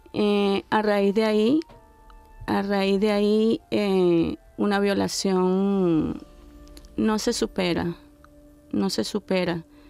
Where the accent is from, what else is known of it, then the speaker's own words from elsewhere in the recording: Venezuela; moved away; soy venezolana, tengo 55 años.